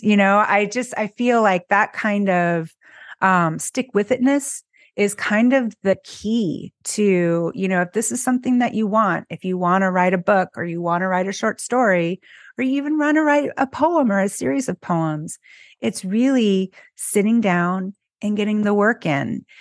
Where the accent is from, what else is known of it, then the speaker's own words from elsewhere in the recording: California, United States; moved away as an adult; now in Philadelphia, United States; I grew up in California and now I'm in Philly.